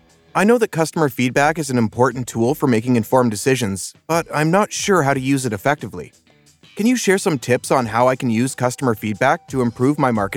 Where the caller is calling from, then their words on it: Madison, Wisconsin, United States; I'm calling from Madison, Wisconsin.